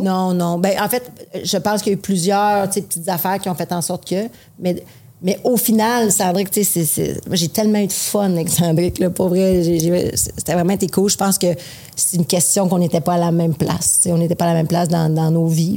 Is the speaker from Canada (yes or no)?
yes; Quebec City, Quebec, Canada; je viens de Québec